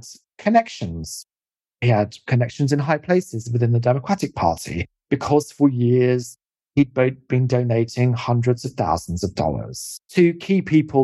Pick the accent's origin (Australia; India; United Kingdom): United Kingdom; also born or lived in California; a British person